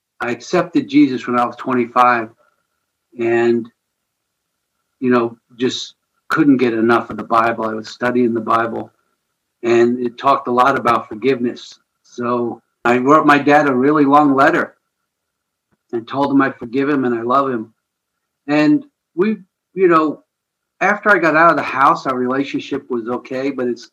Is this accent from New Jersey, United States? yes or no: yes; outside New York City, New Jersey, United States; now in St. Louis, United States; I grew up just outside of New York City in New Jersey, basically Metro New York City. I lived at the entrance to the Lincoln Tunnel